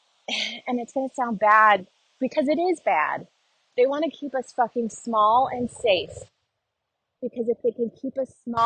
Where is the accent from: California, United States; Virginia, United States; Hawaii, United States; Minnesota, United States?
California, United States; Southern; moved away; also born or lived in Nashville; growing up in Southern California